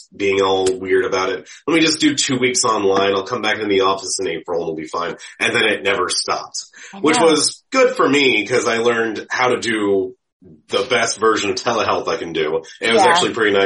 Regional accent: Pittsburgh, Pennsylvania, United States; also born or lived in Orlando, Florida; I'm from Pittsburgh, born and raised.

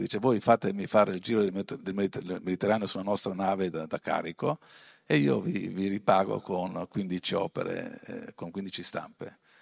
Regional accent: Bressanone, Trentino-Alto Adige, Italy; io sono di Bressanone, in provincia di Bolzano. Poi vedrete però i miei, le mie origini, i miei genitori vengono dalla Calabria, però sono trasferiti a Bolzano, è il primo capoguerra, io sono nato lì, sono cresciuto lì

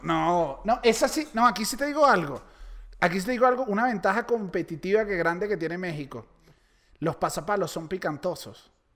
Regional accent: Venezuela; moved away; also born or lived in Chile; los venezolanos no bebemos tanto

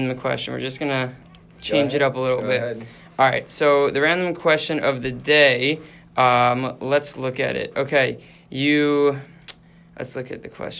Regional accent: Edison, New Jersey, United States; I'm from Edison, New Jersey.

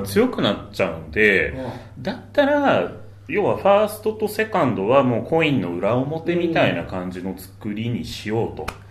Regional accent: Kawasaki, Kanagawa, Japan; ちょっと川崎生まれなんだよね、俺

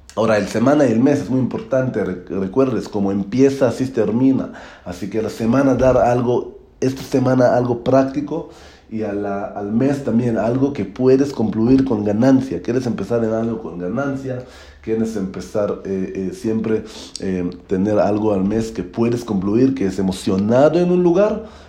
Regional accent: Israel; Spanish is a second language; now in Mexico; soy de Israel, estoy viviendo ahora en México

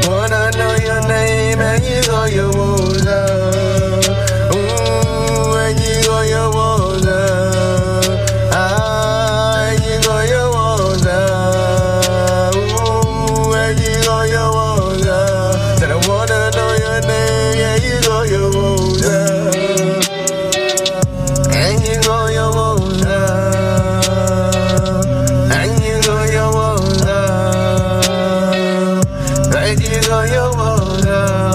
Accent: England, United Kingdom; we're English

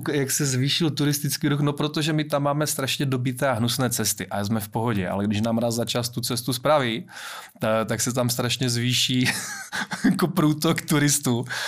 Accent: Valašské Meziříčí, Zlín Region, Czechia; jsem Valach

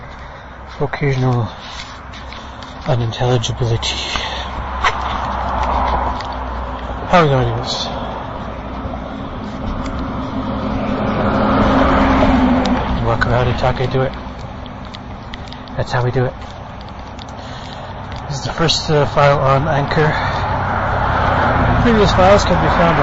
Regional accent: Ireland; now in Charleston, United States; I am in Charleston, West Virginia. I am from Ireland

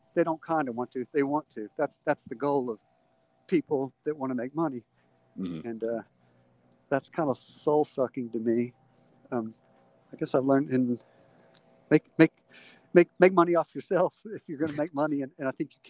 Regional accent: the South, United States; that you and I grew up in the South, that religious culture of like televangelism

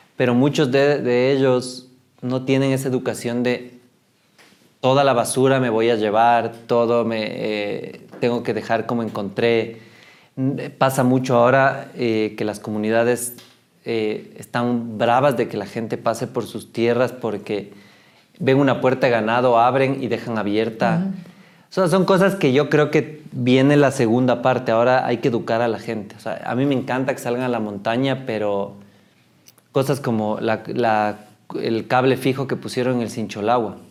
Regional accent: Ecuador; Y eso creo que todavía nos falta como ecuatorianos

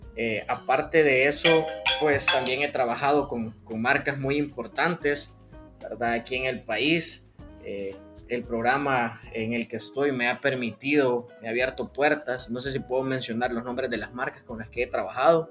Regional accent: San Salvador, El Salvador; yo nací en San Salvador, que es la capital de El Salvador

